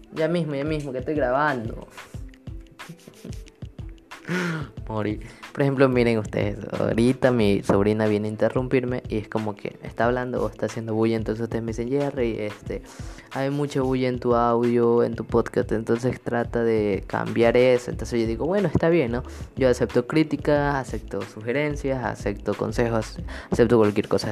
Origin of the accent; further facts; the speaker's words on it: Ecuador; actualmente estoy viviendo en mi país, en mi hermoso país Ecuador